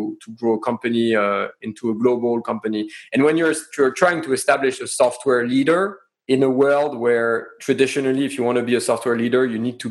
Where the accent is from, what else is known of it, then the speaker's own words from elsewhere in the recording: France; accent: French; English is a second language; moved away; my French accent